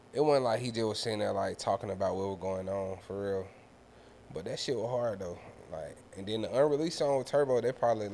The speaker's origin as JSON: {"language": "English", "town": "Atlanta", "region": "Georgia", "country": "United States", "said": "me being from the city for real"}